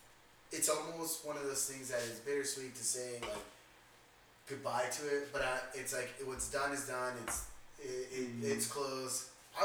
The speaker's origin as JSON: {"language": "English", "town": "Corona", "region": "California", "country": "United States", "tie": "born or raised there", "moved": "as an adult", "said": "oh, where'd you grow up? And, you know, what was your scene at or whatever? And they're like, oh, Corona. They're like, oh, really? Like, shit. He's like, but how old are you? I'm like, oh, 27."}